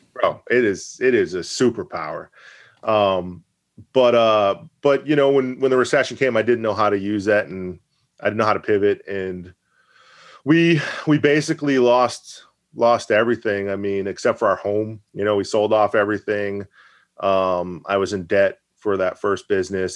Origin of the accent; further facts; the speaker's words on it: Maine, United States; also born or lived in Massachusetts; I'll never truly been from Maine, even though I've lived here since I was eight years old